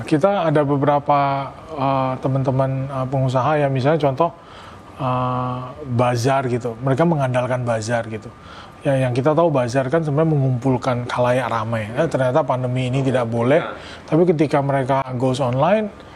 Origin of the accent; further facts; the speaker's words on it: Pontianak, West Kalimantan, Indonesia; moved away as an adult; also born or lived in Yogyakarta; saya lahir besar saya sekolah di di Pontianak